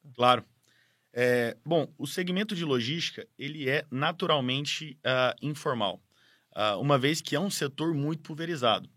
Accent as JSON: {"language": "Portuguese", "region": "Goiás", "country": "Brazil", "tie": "born or raised there", "moved": "yes", "lives_now": "São Paulo, Brazil", "said": "eu não sou paulista ou paulistano, eu sou goiano de criação, vim de Goiás muito cedo para estudar em São Paulo"}